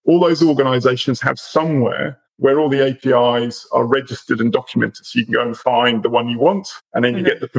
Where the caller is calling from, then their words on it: Australia; I'm in Australia. So Zataris is based in Melbourne.